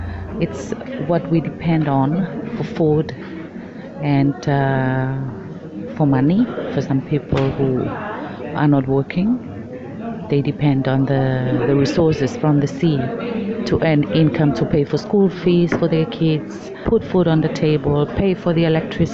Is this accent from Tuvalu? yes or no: yes; Tuvalu; I'm from Tuvalu